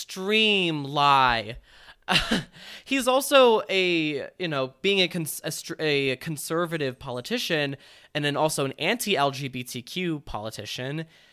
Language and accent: English; Minnesota, United States; From Minnesota, yeah. I'm from Minnesota. Oh, you betcha.